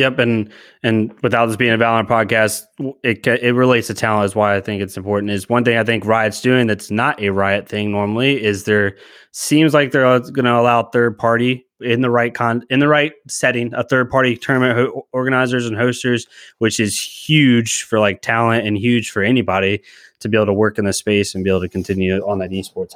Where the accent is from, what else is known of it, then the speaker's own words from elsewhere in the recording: Charlottesville, Virginia, United States; I come from Charlottesville, Shenandoah area in Virginia